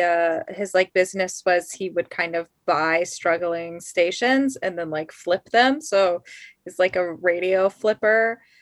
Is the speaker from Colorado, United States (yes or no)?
yes; Colorado Springs, Colorado, United States; I'm from Colorado Springs, which is like the evangelical